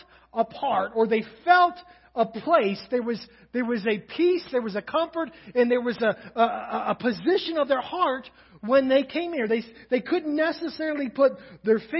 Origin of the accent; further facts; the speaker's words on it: Kentucky, United States; now in Crawford, Nebraska, United States; I'm from Kentucky